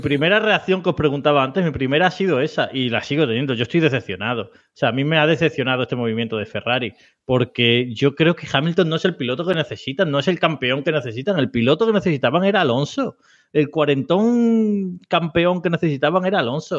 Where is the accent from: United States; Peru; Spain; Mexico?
Spain; nosotros somos españoles